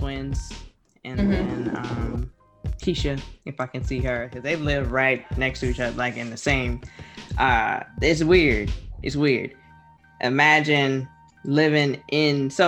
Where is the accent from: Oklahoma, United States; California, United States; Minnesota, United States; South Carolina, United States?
South Carolina, United States; Hilton Head; I'm from Hilton Head, South Carolina